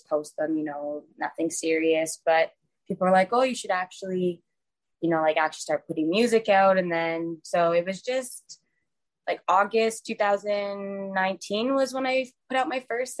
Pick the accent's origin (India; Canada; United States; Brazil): Canada; Calgary, Alberta; moved away as an adult; now in Vancouver, Canada; I live in Canada, so I'm from Calgary, Alberta. But I moved to Vancouver like a year and a half ago